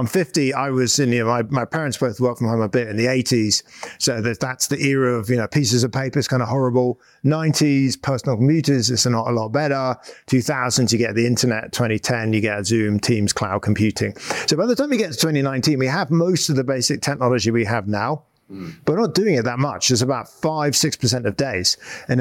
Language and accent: English; United Kingdom; moved away as an adult; now in United States; I'm British. Well, guess we're both British. We're both Brits in America. I came over to Stanford University about 20 years ago in 2004.